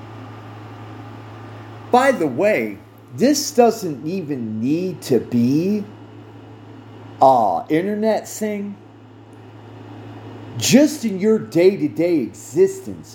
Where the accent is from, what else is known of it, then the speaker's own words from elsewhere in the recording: United States; I speak from an American viewpoint